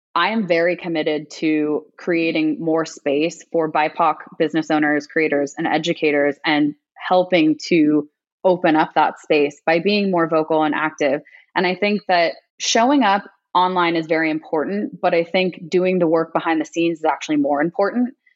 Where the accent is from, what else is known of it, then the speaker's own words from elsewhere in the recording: United States; me being Asian American